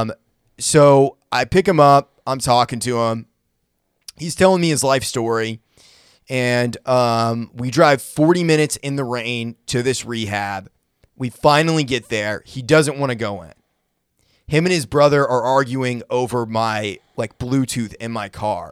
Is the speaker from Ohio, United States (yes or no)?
no; Brunswick, Maine, United States; now in Nashville, United States; my hometown of Brunswick, Maine